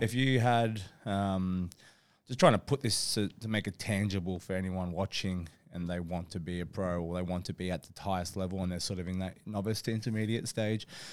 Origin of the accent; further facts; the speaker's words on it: Australia; I grew up in Australia